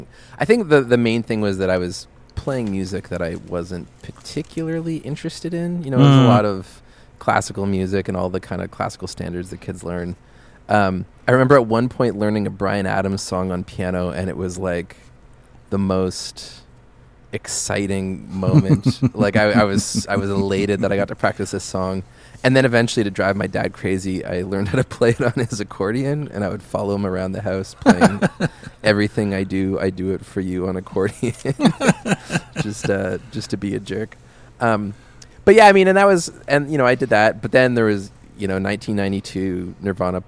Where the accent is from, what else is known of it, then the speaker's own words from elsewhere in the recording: Halifax, Nova Scotia, Canada; moved away; I was born in Halifax, Nova Scotia on the east coast of Canada, pretty, smallish city